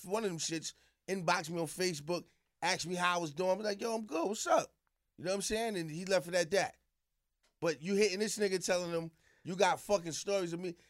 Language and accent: English; New York City, New York, United States; also born or lived in South Jamaica, Queens; I moved to Queensbridge when I was about five, six years old